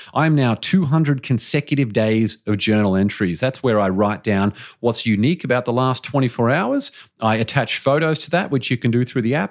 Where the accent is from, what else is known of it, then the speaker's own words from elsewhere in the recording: Australia; as an Australian